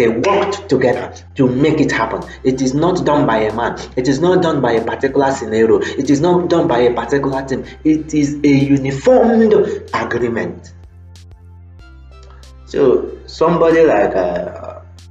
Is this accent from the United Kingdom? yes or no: no; Nigeria; as an African man, as a Nigerian